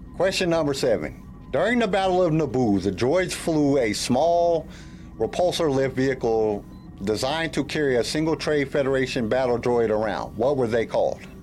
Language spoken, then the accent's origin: English; California, United States; also born or lived in Denver, Colorado; now in Columbia, United States; Originally, I'm from California, but right now I live in Columbia, Missouri